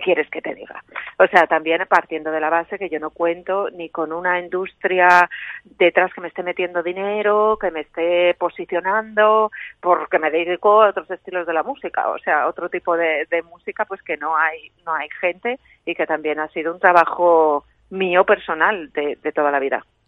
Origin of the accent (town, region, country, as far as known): Cuenca, Castilla-La Mancha, Spain; born or raised there; also born or lived in Ireland